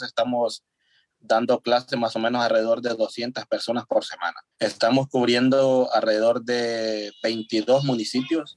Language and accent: Spanish; San Miguel, El Salvador; yo soy del Salvador, yo soy de San Miguel, que es la cabecera de, los oriente del país. Estoy a alrededor de tres horas de la capital.